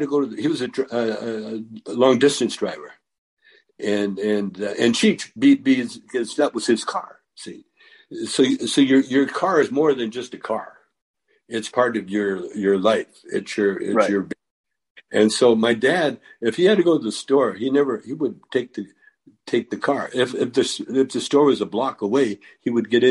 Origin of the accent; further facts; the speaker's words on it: Calgary, Alberta, Canada; moved away; I grew up in Calgary in the country